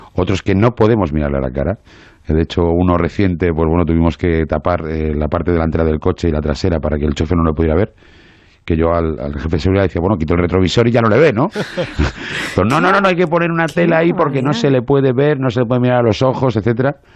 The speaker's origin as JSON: {"language": "Spanish", "town": "Madrid", "region": "Community of Madrid", "country": "Spain", "also_born_or_lived": "Asturias", "moved": "as an adult", "lives_now": "Marbella, Spain", "said": "Yo soy de Madrid, que llevo viviendo 22 años en Marbella."}